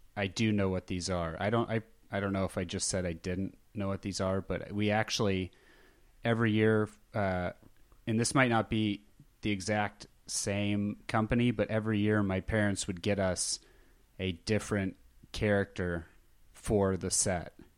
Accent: Scottsdale, Arizona, United States; now in Los Angeles, United States; growing up in Scottsdale, Arizona

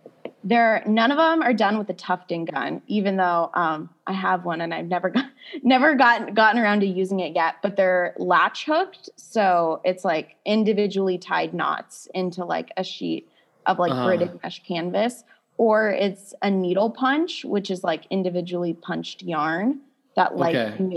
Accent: Midwest, United States; like growing up in the Midwest

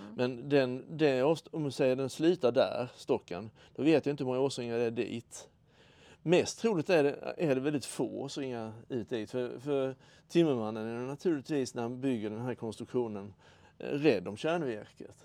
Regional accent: Karlshamn, Blekinge, Sweden; där jag växte upp hos mor och far

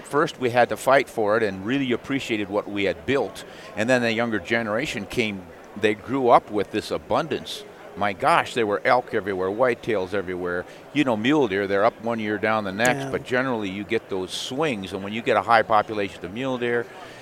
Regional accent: South Dakota, United States; the Black Hills of South Dakota. It was my home state

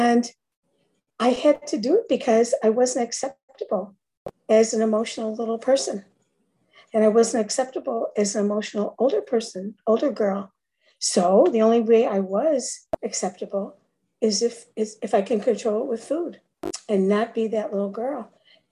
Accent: Chicago, Illinois, United States; now in Florida, United States; from Florida, originally Chicago

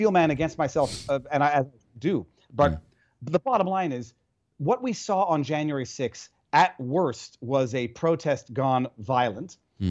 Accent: Quebec, Canada; now in United States; I'm from Quebec.

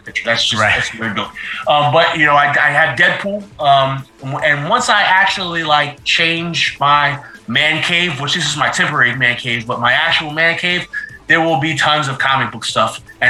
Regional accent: New Jersey, United States; moved away; I am originally from New Jersey

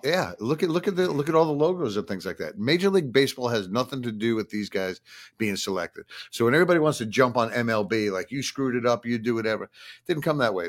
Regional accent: Long Island, New York, United States; I grew up in Long Island

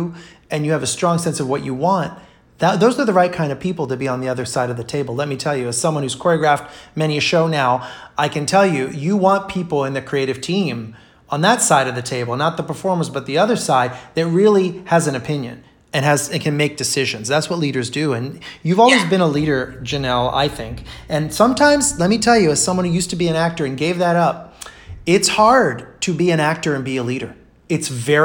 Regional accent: Rio de Janeiro, Brazil; moved away; I grew up in Rio

